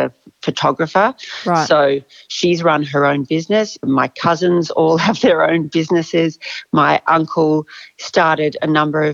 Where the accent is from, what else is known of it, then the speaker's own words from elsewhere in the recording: Australia; also born or lived in South Africa; I grew up in South Africa when I was really young and moved to Australia when I was 10.